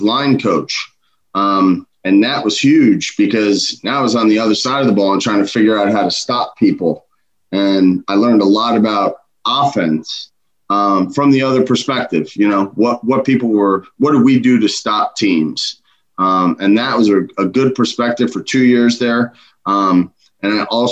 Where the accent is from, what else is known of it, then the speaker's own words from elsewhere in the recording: Old Bridge, New Jersey, United States; I'm from Overridge, New Jersey